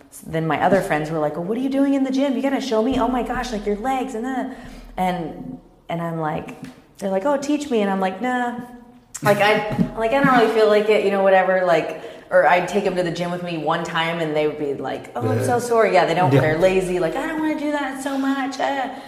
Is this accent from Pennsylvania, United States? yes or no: no; Kansas, United States; also born or lived in Dallas, Texas; now in Orange County, United States; I grew up in Kansas.